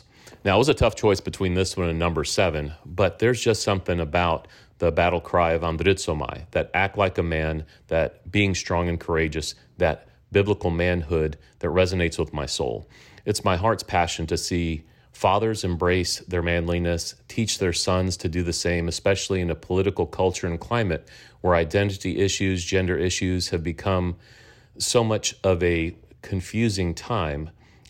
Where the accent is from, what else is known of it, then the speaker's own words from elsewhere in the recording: Texas, United States; I'm from Texas, currently living in the Dallas-Fort Worth area.